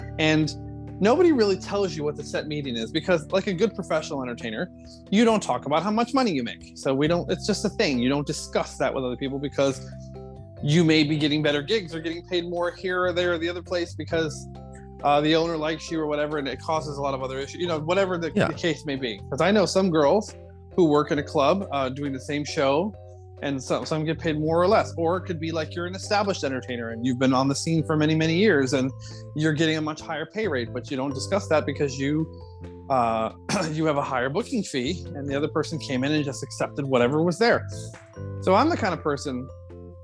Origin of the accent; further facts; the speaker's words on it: South Florida, United States; I come from South Florida